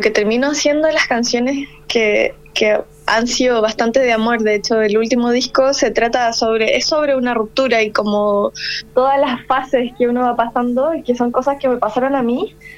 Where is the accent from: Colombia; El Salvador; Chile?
Chile; La Serena, Coquimbo; moved away as an adult; also born or lived in Valparaíso Region; now in Santiago, Chile; soy de la quinta región originalmente, pero ya de niña eh, mi familia se fue a vivir un poco más al norte, que es la ciudad de La Serena